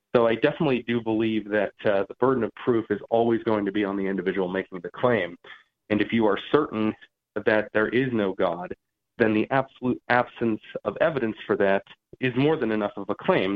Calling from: Georgia, United States; I'm calling from Georgia

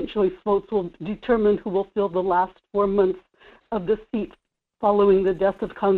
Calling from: Kodiak, Alaska, United States; in Kodiak.

